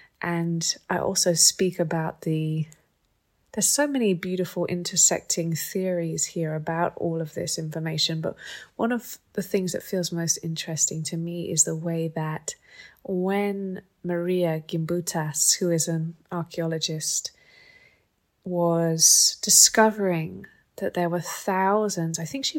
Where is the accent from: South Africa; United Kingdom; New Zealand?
United Kingdom; England; I was brought up in England.